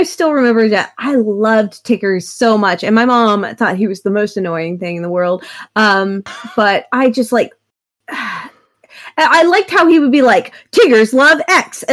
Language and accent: English; Oklahoma, United States; I grew up in Oklahoma